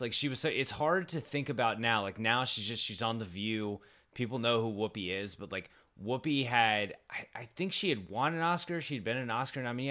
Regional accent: San Antonio, Texas, United States; my hometown of San Antonio

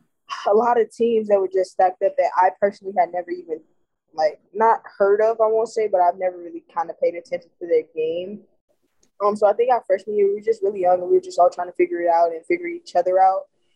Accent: the South, United States; Being that I'm from the South, I grew up around SEC basketball, football, everything that was SEC.

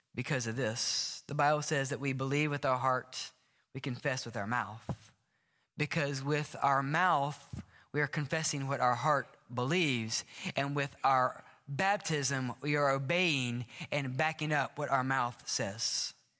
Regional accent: the South, United States; I grew up in the South

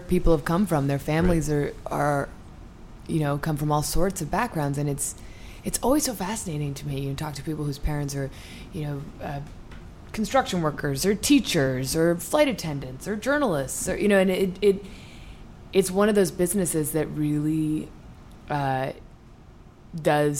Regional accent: Washington, District of Columbia, United States; moved away; also born or lived in New York City / Ireland / Southern California; I was born in New York City, moved to D.C. when I was 4, and grew up in Georgetown

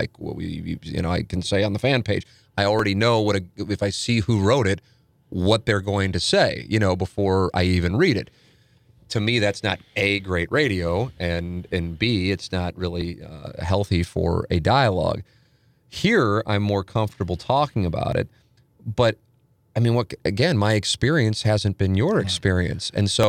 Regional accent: St. Louis, Missouri, United States; you know, I grew up on Vienna, family, then moved to Tam Avenue, family still lives there. And in St. Louis Hills, 63109.

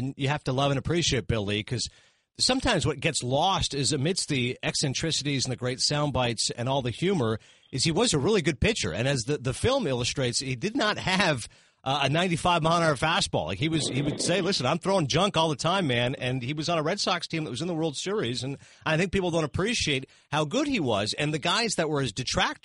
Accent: Toronto, Ontario, Canada; being Canadian myself, being from Toronto

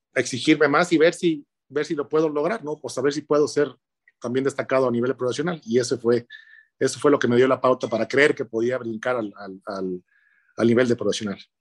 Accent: Monterrey, Nuevo León, Mexico; Yo nací allá, en Monterrey

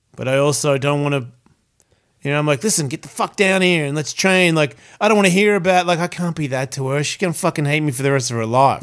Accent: Australia; moved away; I'm Australian

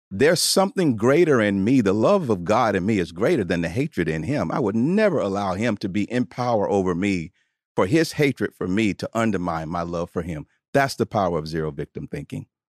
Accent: Tuscaloosa, Alabama, United States; born or raised there

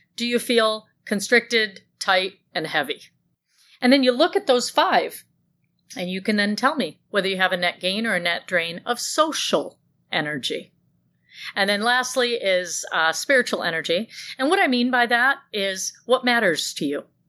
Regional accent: Grand Blanc, Michigan, United States; I grew up in Grand Blanc

